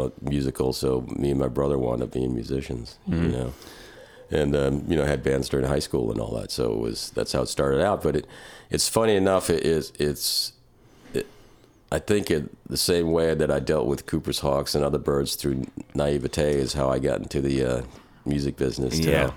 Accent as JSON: {"language": "English", "country": "Germany", "tie": "born or raised there", "moved": "yes", "lives_now": "North Carolina, United States", "said": "I'm half German, so I was born in Germany. Yeah. Yeah. And, you know, grew up on with my uncles on a farm kind of thing"}